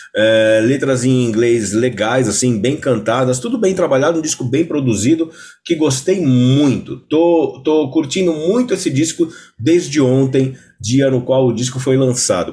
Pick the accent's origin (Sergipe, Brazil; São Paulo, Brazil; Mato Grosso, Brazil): São Paulo, Brazil; also born or lived in Belenzinho, São Paulo; Eu sou, eu sou, nascido e criado na Moca